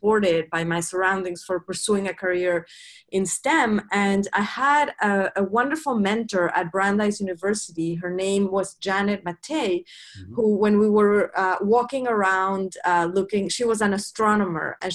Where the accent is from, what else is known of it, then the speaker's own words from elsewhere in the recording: Mexico; moved away as an adult; now in United States; I grew up in Mexico